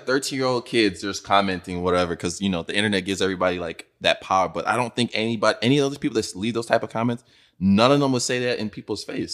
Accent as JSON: {"language": "English", "country": "Nigeria", "tie": "born or raised there", "moved": "yes", "said": "growing up in Nigeria, bro, I went to high school there"}